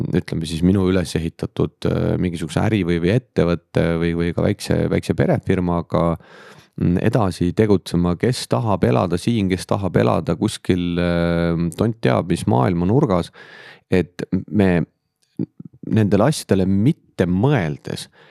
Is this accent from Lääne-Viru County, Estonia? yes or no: yes; Lääne-Viru County, Estonia; moved away as an adult; now in Tallinn, Estonia; tulen äh, algselt Lääne-Virumaalt, nüüd siis töö tõttu Tallinnast juba üle kahekümne viie aasta